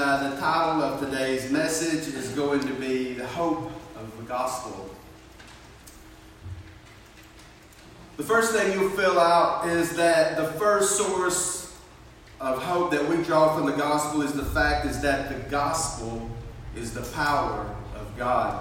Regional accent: Fort Payne, Alabama, United States; moved away; I'm from Fort Payne. I'm not even from this area

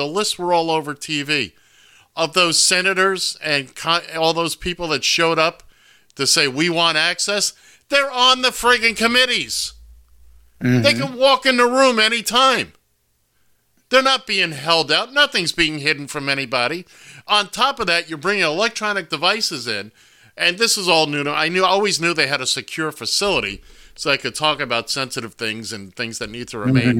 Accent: Florida, United States; and that Matt Gaetz from Florida, there's my home state again.

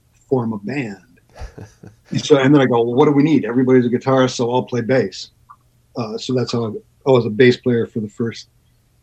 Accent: Ann Arbor, Michigan, United States; I grew up in Ann Arbor

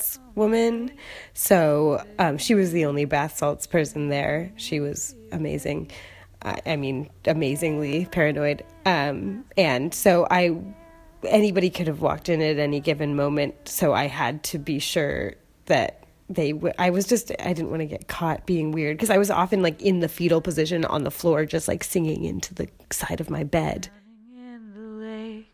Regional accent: Seattle, Washington, United States; moved away; I am from Seattle

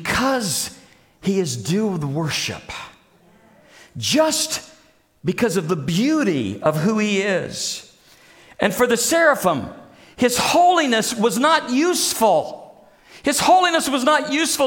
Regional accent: Springfield, Missouri, United States; when I grew up in Springfield, Missouri

